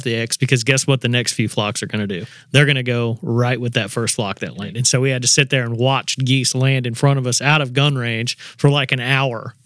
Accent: Indiana, United States; now in Tennessee, United States; I grew up hunting in Indiana

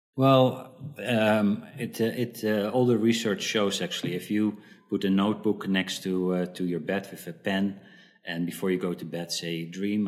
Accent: Netherlands; moved away as an adult; also born or lived in South Africa; at the age when I was four, we moved to the Netherlands, and uh, I lived there for uh, for a, a, pretty long time 20, 20 years

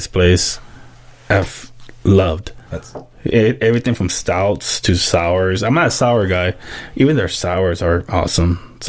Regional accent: San Diego, California, United States; born or raised there

